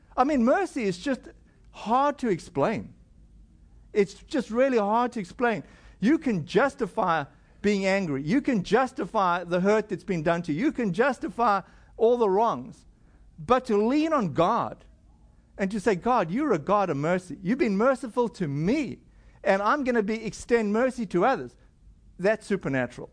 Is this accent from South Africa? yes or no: yes; South Africa; moved away; my home country in South Africa